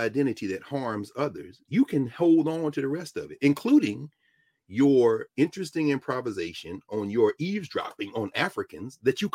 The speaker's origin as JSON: {"language": "English", "town": "Nashville", "region": "Tennessee", "country": "United States", "tie": "born or raised there", "said": "I grew up in Nashville"}